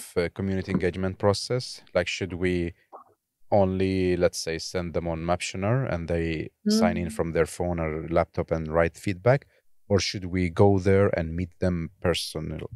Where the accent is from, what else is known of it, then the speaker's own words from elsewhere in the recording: Baghdad, Baghdad Governorate, Iraq; I'm from Baghdad